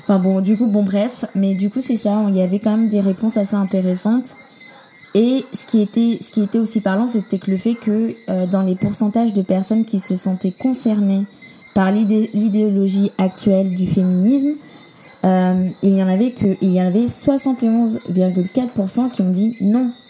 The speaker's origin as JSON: {"language": "French", "country": "Guadeloupe", "said": "chez nous, en Guadeloupe"}